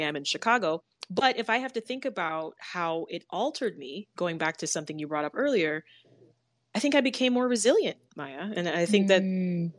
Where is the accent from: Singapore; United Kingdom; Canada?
Canada; moved away as an adult; I'm from Canada.